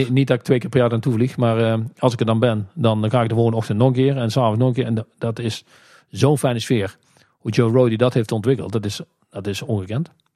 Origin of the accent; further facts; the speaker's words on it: North Brabant, Netherlands; wij zijn natuurlijk heel slim als Brabanders